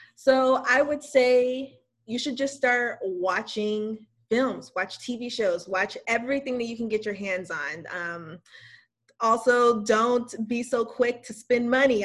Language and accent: English; West Covina, California, United States; I am from West Covina, California, which is right outside of Los Angeles.